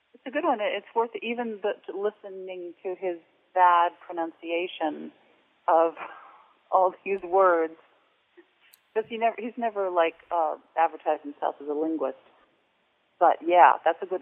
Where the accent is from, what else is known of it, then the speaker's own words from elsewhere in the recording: New Jersey, United States; moved away as an adult; also born or lived in Santa Fe, New Mexico; I'm from New Jersey, and New Jersey we had Treasure Island